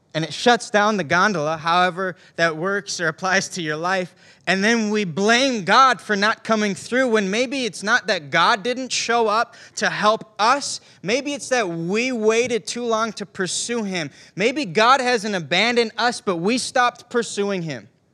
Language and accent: English; Ishpeming, Michigan, United States; I grew up in Ishpeming, Michigan. It's a small town in the Upper Peninsula